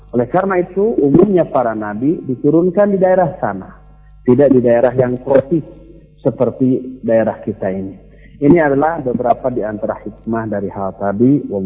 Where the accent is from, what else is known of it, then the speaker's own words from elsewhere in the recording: Bandung, West Java, Indonesia; Coba lihat, kita orang Bandung di sini, rata-rata kesannya lembut, lunak, lele, begitu ya.